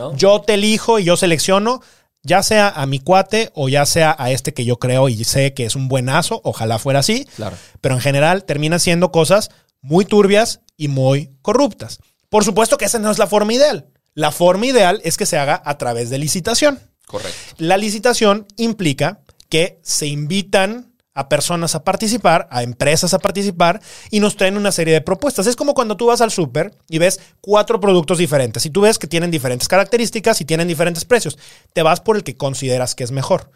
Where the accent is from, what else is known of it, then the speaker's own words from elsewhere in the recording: Guanajuato, Mexico; nosotros somos de Guanajuato